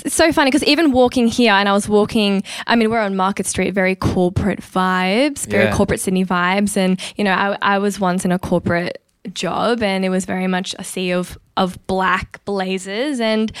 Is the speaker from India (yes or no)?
yes; North India, India; I am Punjabi Sikh. I am Indian from the north of India.